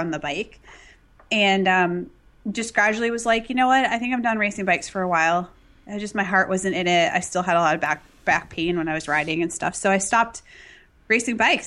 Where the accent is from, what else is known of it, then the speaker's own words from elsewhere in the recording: Massachusetts, United States; I grew up in Massachusetts